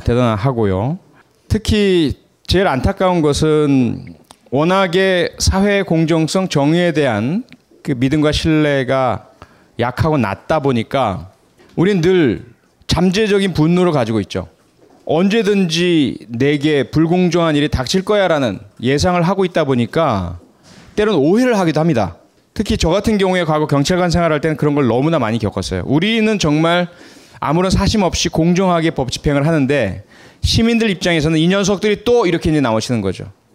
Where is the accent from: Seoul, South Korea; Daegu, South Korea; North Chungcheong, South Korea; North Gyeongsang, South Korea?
North Gyeongsang, South Korea; Pohang; 제 고향은 경상북도 포항입니다